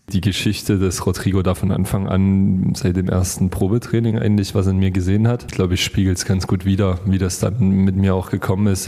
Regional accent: Chemnitz, Saxony, Germany; ich bin Chemnitzer, ich, ich liebe es hier in der Stadt

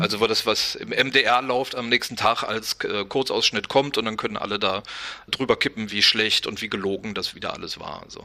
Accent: West Germany, Germany; bin selber aus dem Westen

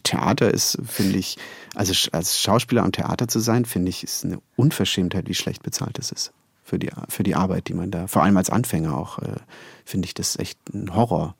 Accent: Konstanz, Baden-Württemberg, Germany; moved away; in Konstanz, meiner Heimatstadt

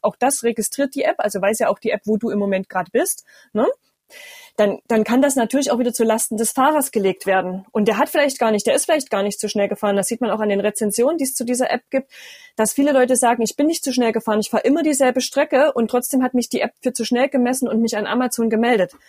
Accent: Erfurt, Thuringia, Germany; bei uns in Thüringen

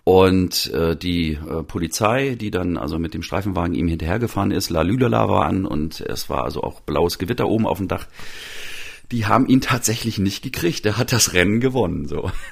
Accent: Mecklenburg-Vorpommern, Germany; moved away; also born or lived in Halle; Zu meinem fünften Geburtstag in meiner Mecklenburger Heimat

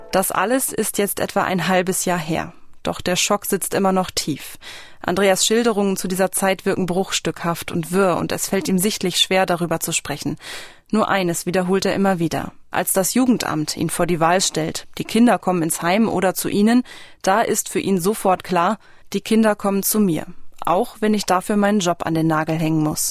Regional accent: Germany; bei uns in Deutschland

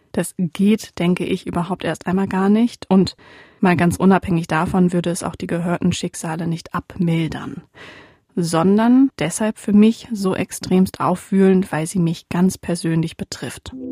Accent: East Frisia, Lower Saxony, Germany; in meiner Heimat in Ostfriesland.

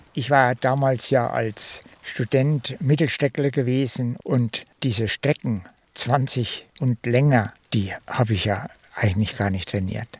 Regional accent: Thuringia, Germany; moved away as an adult; now in Magdeburg, Germany; ich bin Thüringer

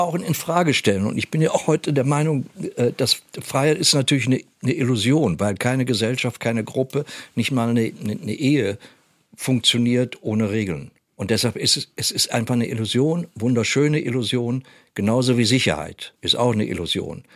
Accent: Germany; wir als Deutsche mit unserer Geschichte

